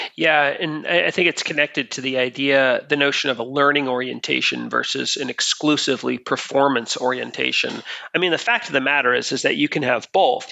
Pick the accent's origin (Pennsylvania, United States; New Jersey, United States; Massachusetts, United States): Massachusetts, United States; Boston; I'm from Boston in the United States